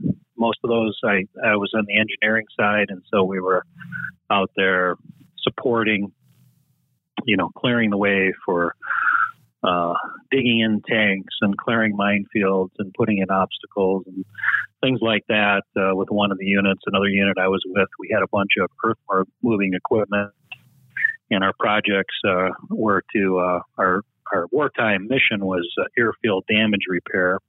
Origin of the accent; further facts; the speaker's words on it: Chicago, Illinois, United States; also born or lived in Minnesota; I grew up in the Chicagoland area, in the suburbs outside of Chicago